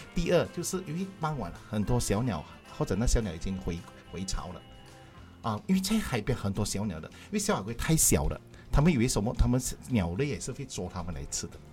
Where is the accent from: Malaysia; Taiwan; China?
Malaysia; also born or lived in Klang; 我们华人，尤其是我们马来西亚华人